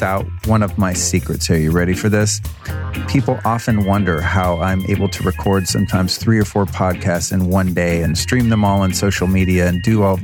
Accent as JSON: {"language": "English", "town": "Denver", "region": "Colorado", "country": "United States", "tie": "born or raised there", "said": "I was born in Denver, Colorado at 7:30 a.m."}